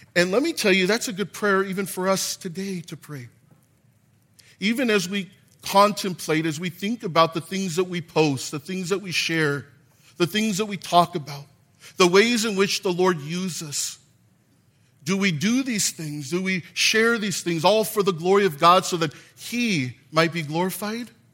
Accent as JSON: {"language": "English", "town": "Gardena", "region": "California", "country": "United States", "said": "I'm from Gardena."}